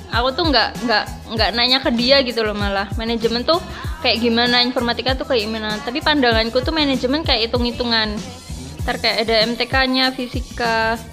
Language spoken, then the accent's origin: Indonesian; Tuban, East Java, Indonesia; asalku tuh dari Tuban Tuban Kota Wali Kota Sunan